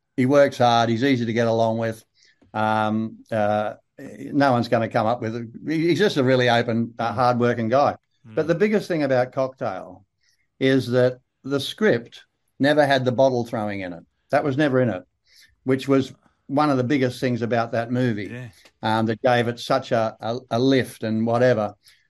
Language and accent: English; Australia; now in Malibu, United States; So, you know, I guess I am Australian, whatever.